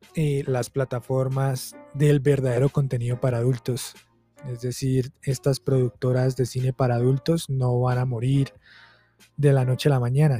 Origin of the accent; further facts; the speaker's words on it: Colombia; Vengo de Colombia, soy de Colombia y vengo de un departamento que tiene esta frase jodas